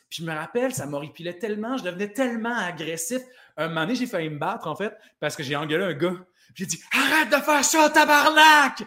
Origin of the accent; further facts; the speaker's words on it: Plessisville, Quebec, Canada; moi, je viens, euh, de Plessisville